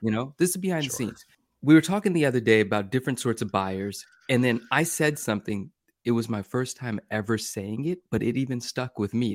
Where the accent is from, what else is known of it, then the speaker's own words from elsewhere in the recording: Bay Area, California, United States; in the Bay Area where I grew up in California